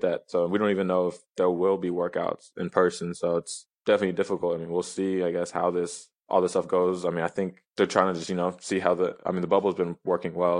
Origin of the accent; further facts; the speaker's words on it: Nashville, Tennessee, United States; moved away; I'm from Nashville